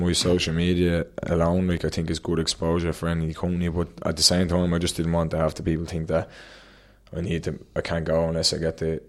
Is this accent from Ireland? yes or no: yes; Dún Laoghaire, Leinster, Ireland; Dunleary, and all about like local. When I go to the Worlds, like I'm going to be representing Dunleary, like that's … from Dunleary, Ireland, you know what I mean?